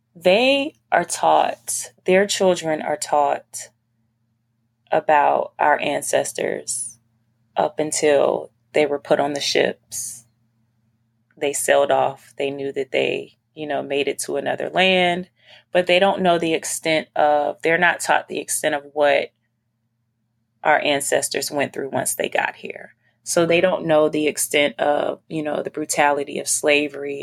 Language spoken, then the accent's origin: English; Virginia, United States; moved away; also born or lived in North Carolina / New York; I'm from Virginia